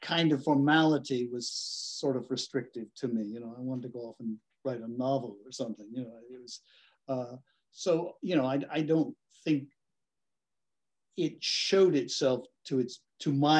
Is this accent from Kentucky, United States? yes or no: yes; northern Kentucky, United States; also born or lived in Cincinnati, Ohio / Lexington, Kentucky; I was born in Cincinnati, which is right across the river from Kentucky, and grew up in northern Kentucky, and went to school here in Lexington at the University of Kentucky. So yeah, I am a Kentucky boy